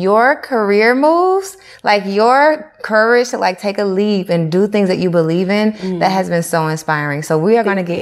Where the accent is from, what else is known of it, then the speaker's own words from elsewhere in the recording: the South, United States; I'm 30 years old and I grew up in the South